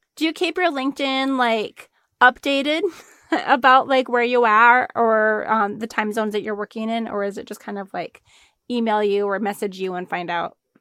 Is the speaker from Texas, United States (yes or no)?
no; Arizona, United States; we're both from Arizona